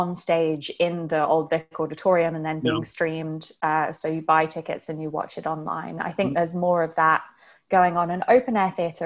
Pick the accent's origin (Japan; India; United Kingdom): United Kingdom; Kingston upon Thames, London; I grew up in a place called Kingston upon Thames, which is about 15 miles outside of central London